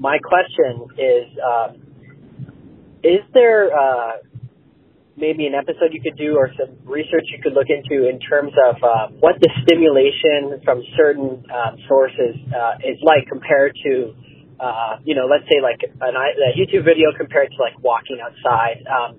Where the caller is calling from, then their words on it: Calgary, Alberta, Canada; I'm calling from Calgary, Alberta, Canada.